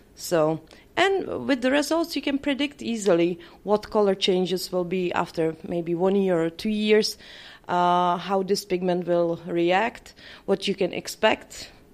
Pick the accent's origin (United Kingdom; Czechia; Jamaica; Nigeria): Czechia; English is a second language; I come from Czech Republic.